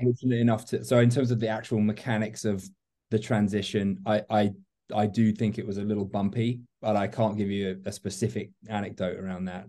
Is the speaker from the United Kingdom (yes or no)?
yes; London, United Kingdom; moved away as an adult; also born or lived in Miami; now in Atlanta, United States; I'm a Londoner transplanted to uh, Miami with during my Bacardi days, and then now find myself in Atlanta